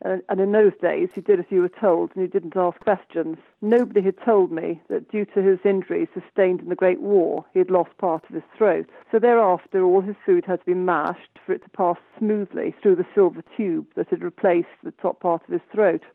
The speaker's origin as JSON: {"language": "English", "area": "Pembrokeshire", "region": "Wales", "country": "United Kingdom", "tie": "born or raised there", "said": "I was brought up in Pembrokeshire"}